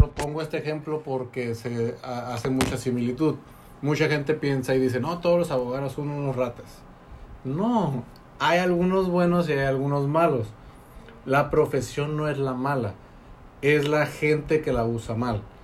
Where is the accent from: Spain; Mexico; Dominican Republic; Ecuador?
Mexico; Tecate, Baja California; moved away; yo soy de Tecate